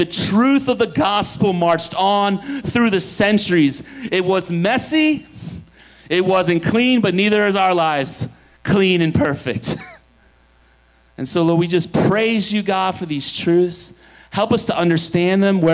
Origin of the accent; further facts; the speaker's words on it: Pennsylvania, United States; I'm from Pennsylvania